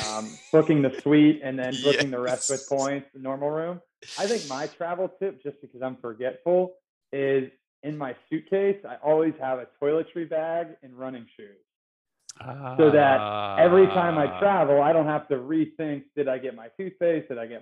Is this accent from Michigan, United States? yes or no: no; Florida, United States; moved away as an adult; also born or lived in Northern California; growing up in Florida